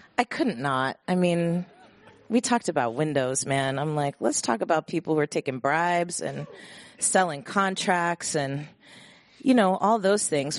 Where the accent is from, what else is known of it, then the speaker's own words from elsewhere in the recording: Bay Area, California, United States; born and raised in the Bay Area